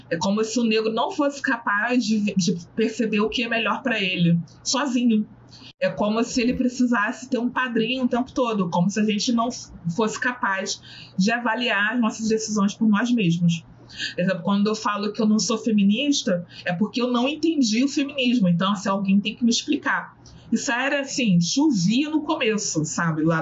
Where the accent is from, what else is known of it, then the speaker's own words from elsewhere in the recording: Southeast, Brazil; eu já cheguei num absurdo de eh, ouvir que eu sofro menos porque eu sou do Sudeste. E ela, a moça, era do Nordeste.